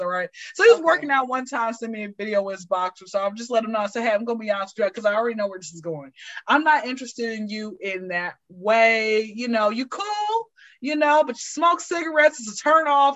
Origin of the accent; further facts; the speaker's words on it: Atlanta, Georgia, United States; I'm from Atlanta. I've been here since I was zero